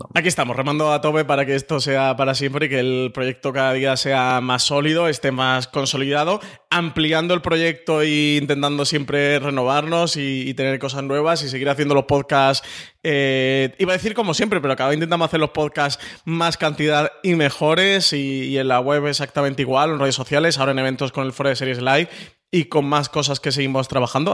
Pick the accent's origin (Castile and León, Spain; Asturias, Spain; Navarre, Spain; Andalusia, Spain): Andalusia, Spain; Málaga; moved away